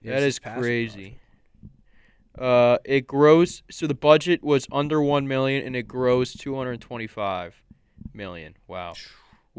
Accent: Cleveland, Ohio, United States; I'm a tough guy. I'm from Cleveland. I'm tough.

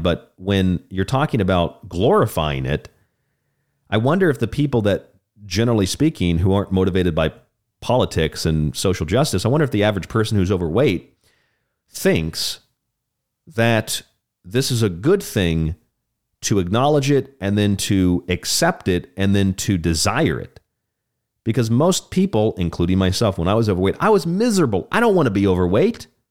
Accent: Orlando, Tampa, Saint Petersburg, Florida, United States; I grew up in Orlando, Tampa, Saint Pete, Disney World, Universal, it's all right there

